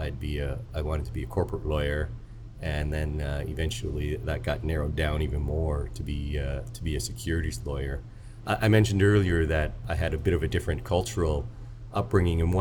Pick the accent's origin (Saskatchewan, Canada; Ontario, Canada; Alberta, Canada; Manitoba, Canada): Saskatchewan, Canada; Saskatoon; So I was born in Saskatoon, Saskatchewan. My parents emigrated here from Hong Kong, but I was born in Canada, and I would say I had a fairly normal Canadian childhood